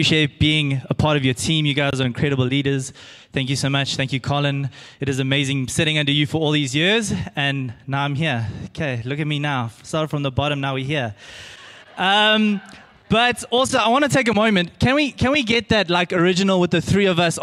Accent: Pinetown, KwaZulu-Natal, South Africa; I grew up in Pinetown, and I went to Benjamin Pine Primary

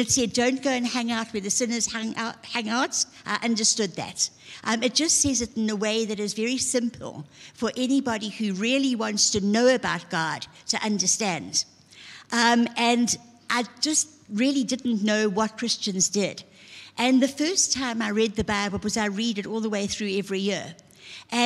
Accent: Zululand, KwaZulu-Natal, South Africa; I was from Zululand

